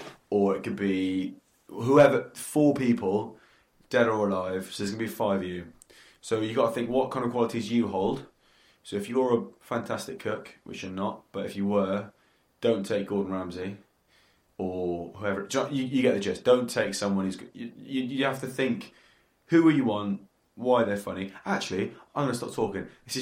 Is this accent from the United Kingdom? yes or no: yes; England, United Kingdom; now in Australia; You know, I'm from England, I love fish and chips